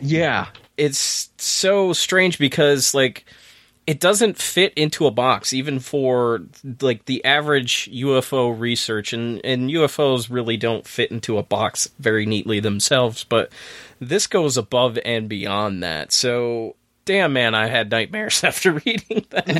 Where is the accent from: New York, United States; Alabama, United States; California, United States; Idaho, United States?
New York, United States; Saranac Lake; my neck of the woods in my hometown